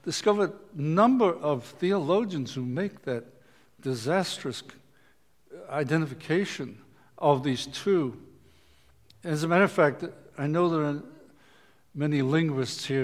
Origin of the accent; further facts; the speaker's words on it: Liverpool, North West England, United Kingdom; When I grew up in Liverpool, England